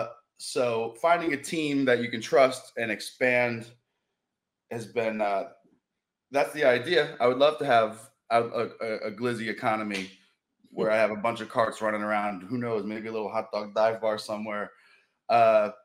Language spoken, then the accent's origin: English; Rhode Island, United States; moved away as an adult; also born or lived in Cape Cod; now in Baltimore, United States; I grew up in Rhode Island